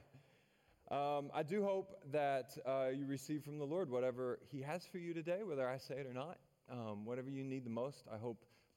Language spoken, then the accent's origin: English; Maryville, Tennessee, United States; I'm from Maryville. That's my hometown, which is a town just south of Knoxville, home of the University of Tennessee Volunteers.